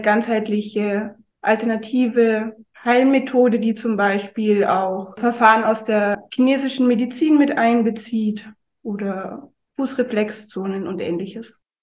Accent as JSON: {"language": "German", "town": "Oberammergau", "region": "Bavaria", "country": "Germany", "tie": "born or raised there", "also_born_or_lived": "Munich / Dresden / Allgäu", "moved": "yes", "said": "Ich bin im Zugspitzland aufgewachsen, also südlich von München in Oberammergau"}